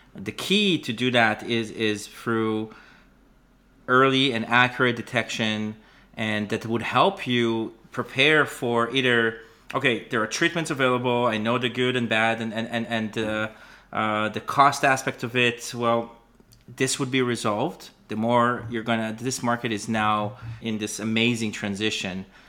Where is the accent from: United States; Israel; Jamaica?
Israel; moved away as an adult; now in Canada; I was born and raised in Israel, and that's, uh, I now, I live in Canada